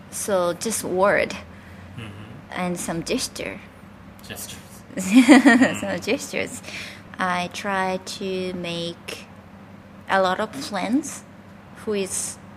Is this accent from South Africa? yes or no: no; Japan; English is a second language; I'm from Japan, mm.